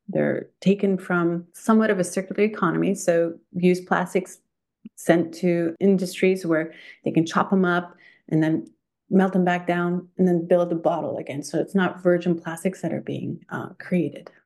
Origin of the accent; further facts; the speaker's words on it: Thunder Bay, Ontario, Canada; now in Quebec, Canada; From Thunder Bay, Ontario, um, grew up a country girl in the countryside